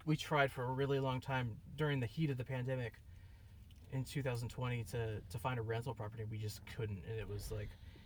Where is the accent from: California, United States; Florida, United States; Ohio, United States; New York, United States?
California, United States; San Diego; moved away as an adult; now in Midwest, United States; I'm originally from San Diego